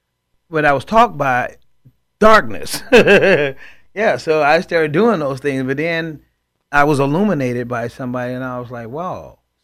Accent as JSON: {"language": "English", "town": "Chicago", "region": "Illinois", "country": "United States", "tie": "born or raised there", "said": "I grew up in Chicago, Illinois, and again, I believe we're a product of our environment. And I grew up in the inner city."}